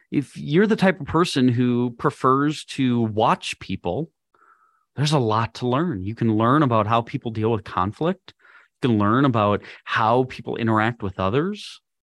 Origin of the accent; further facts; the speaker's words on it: Minnesota, United States; moved away as an adult; also born or lived in Missouri / Wisconsin; now in Texas, United States; I was born and raised in Minnesota.